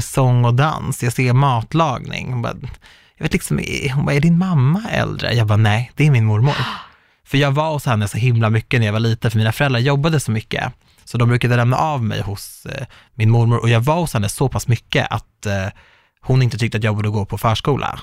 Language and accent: Swedish; Sweden; jag är minsann svensk